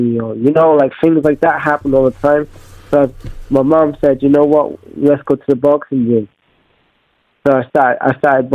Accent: Wales, United Kingdom; I'm a kid from Wales, and back in the day, being in Wales, I'm moving around a lot, going to new schools

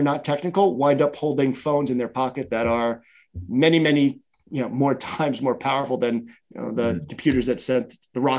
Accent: New York, United States; I grew up in New York, and, you know, as a kid, we played football on the street.

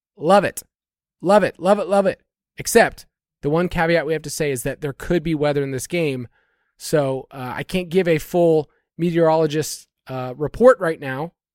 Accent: Georgia, United States; my home state of Georgia

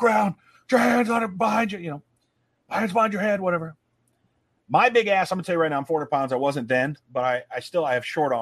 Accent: Omaha, Nebraska, United States; it's my hometown

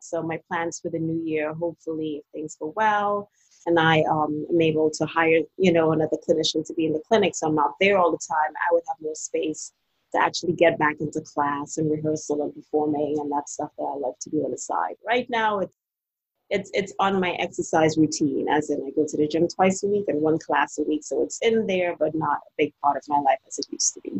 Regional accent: Trinidad & Tobago; now in Washington DC, United States; I'm originally from Trinidad Tobago

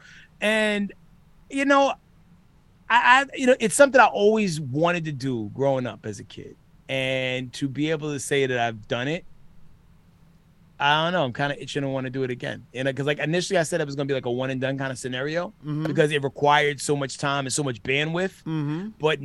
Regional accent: New York City, New York, United States; moved away; also born or lived in Minnesota; I grew up in the Bronx

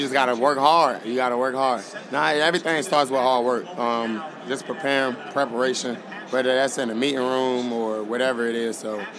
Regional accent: Tarboro, North Carolina, United States; But I'm from North Carolina. We got the best ribs. Tallboro, a little small town.

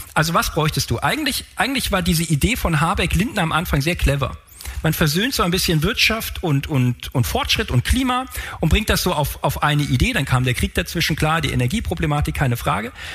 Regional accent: Frankfurt, Hesse, Germany; ich komme aus Frankfurt

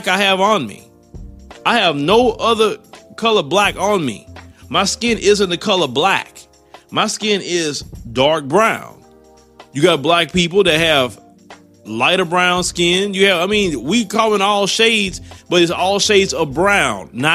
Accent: United States; I'm an American. Yes, I was born here. I was raised here

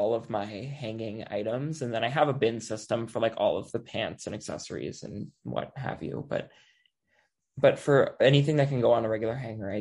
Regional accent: Anoka, Minnesota, United States; I grew up in Anoka, Halloween capital of the world

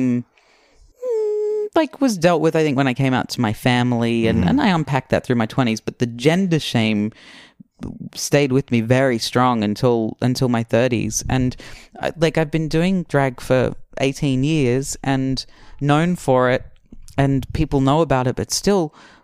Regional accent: Australia; growing up in Australia

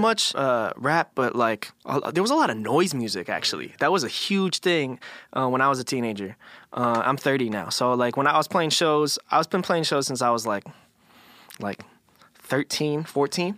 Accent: Philadelphia, Pennsylvania, United States; also born or lived in Los Angeles; I was in Philly for, like, first, like, I don't know however many first years of my life, and then my, my family progressively would move into, like, a suburb, like, outside

